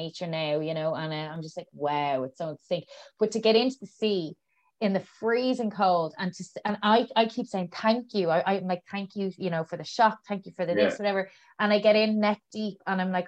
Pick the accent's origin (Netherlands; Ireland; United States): Ireland; Malahide, Leinster; I'm from Malahide, which they say was plucked from the south side and put on to the north side